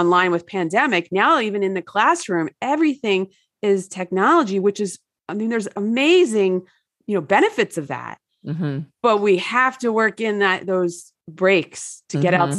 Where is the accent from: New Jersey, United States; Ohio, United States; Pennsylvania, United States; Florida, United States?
New Jersey, United States; I grew up in New Jersey and that was definitely not the case.